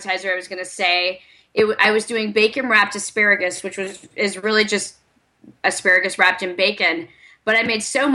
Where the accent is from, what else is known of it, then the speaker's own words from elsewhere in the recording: the South, United States; I'm from the South, too, not from Alabama